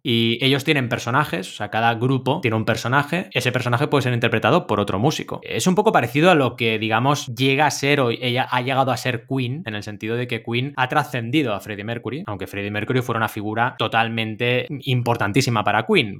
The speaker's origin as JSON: {"language": "Spanish", "town": "Barcelona", "region": "Catalonia", "country": "Spain", "tie": "born or raised there", "also_born_or_lived": "Mar del Plata, Argentina", "said": "como buen argentino de nacimiento, porque yo nací en Mar del Plata y llegué a Barcelona a los 8 años"}